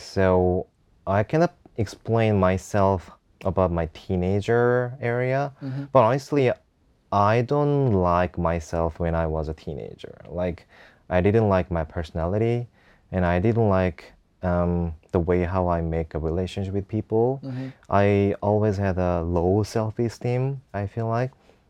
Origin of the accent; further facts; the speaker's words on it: Seoul, South Korea; English is a second language; I came from Seoul, and I love my country